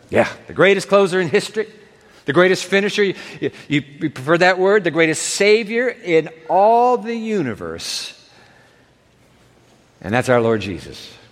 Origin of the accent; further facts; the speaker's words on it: Japan; I grew up in Japan, and my dad grew up in New York City.